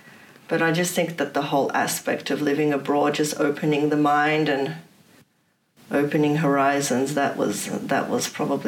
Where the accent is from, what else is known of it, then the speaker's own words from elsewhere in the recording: Poland; now in Australia; I said that I'm not giving up my Polish citizenship because I'm not Australian and I'm never going to be Australian.